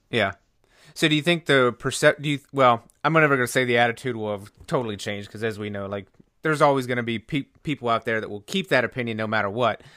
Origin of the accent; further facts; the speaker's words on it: North Carolina, United States; I grew up playing baseball in North Carolina